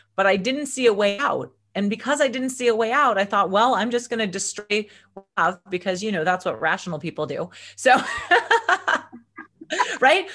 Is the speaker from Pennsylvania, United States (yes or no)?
no; Agoura Hills, California, United States; also born or lived in Los Angeles / Conejo Valley / Santa Barbara; I grew up in Agora Hills, which is just outside of Los Angeles with my parents and my brother.